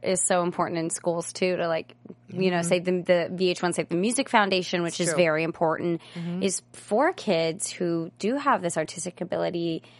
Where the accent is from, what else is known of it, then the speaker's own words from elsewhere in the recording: Virginia, United States; now in Los Angeles, United States; I'm from Virginia, and I am used to people holding those doors.